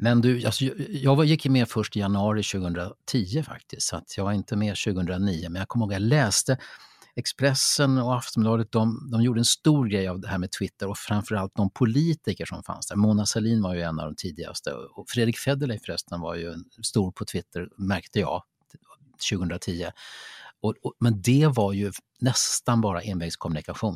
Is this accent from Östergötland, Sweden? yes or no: no; Lidingö, Stockholm County, Sweden; jag är uppvuxen på Lidingö